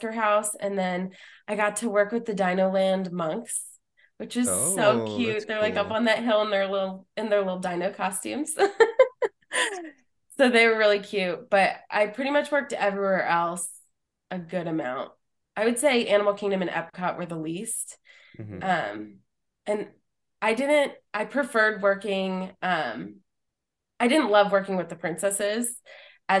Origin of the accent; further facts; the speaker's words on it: Pennsylvania, United States; I'm from Pennsylvania